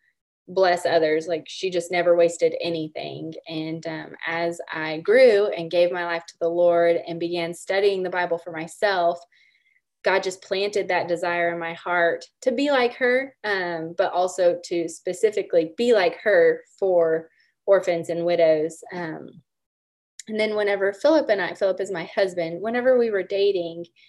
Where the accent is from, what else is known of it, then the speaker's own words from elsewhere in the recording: Oklahoma, United States; I grew up in Oklahoma, born and raised